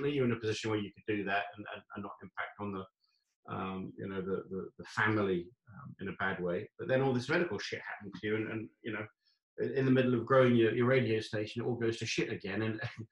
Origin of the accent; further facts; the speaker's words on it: England, United Kingdom; moved away as an adult; also born or lived in Saudi Arabia / Chile; I'm English